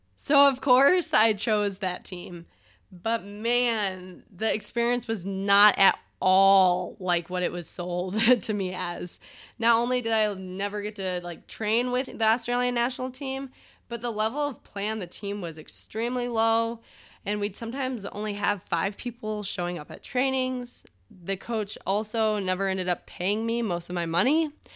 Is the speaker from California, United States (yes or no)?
no; Michigan, United States; born or raised there